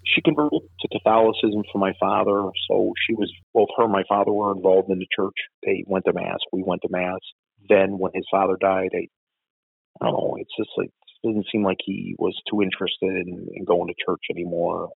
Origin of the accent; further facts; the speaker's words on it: Chicago, Illinois, United States; when I grew up in Bridgeport, you get in fights with kids